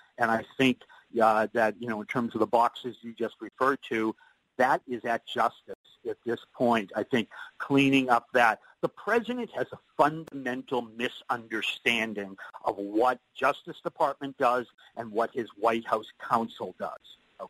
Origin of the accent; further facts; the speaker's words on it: Boston, Massachusetts, United States; I say this as a Bostonian